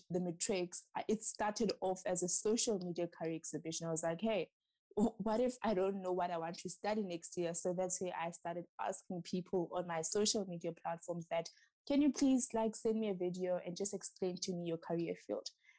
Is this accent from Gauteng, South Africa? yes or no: no; Matatiele, Eastern Cape, South Africa; I'm originally from the Eastern Cape. Matatiele